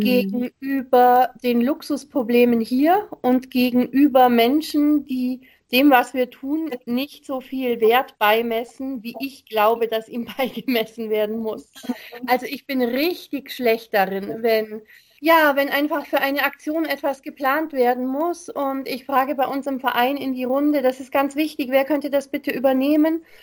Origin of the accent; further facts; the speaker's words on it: Germany; bei uns in Deutschland